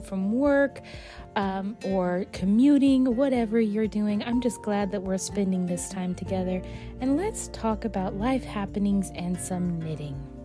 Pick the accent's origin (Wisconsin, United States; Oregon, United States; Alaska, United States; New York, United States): Alaska, United States; I'm an explorer of my home state of Alaska